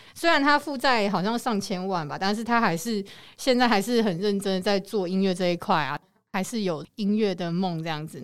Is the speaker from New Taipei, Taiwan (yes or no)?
yes; New Taipei, Taiwan; 我是新北人